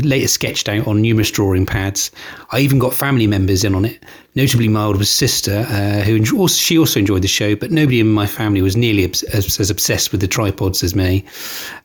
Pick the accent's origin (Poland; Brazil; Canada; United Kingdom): United Kingdom; Hampshire, South East England; I'm from Hampshire